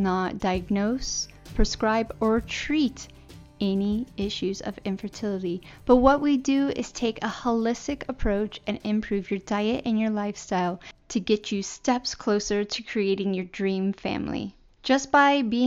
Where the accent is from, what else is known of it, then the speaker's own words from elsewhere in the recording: San Diego, California, United States; out of San Diego, my home town